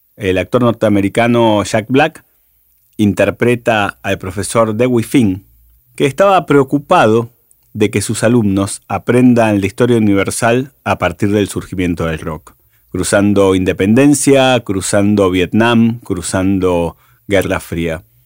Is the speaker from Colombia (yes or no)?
no; Argentina